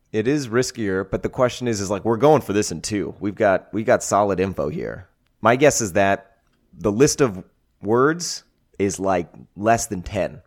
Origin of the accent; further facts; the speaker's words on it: Canada; as a Canadian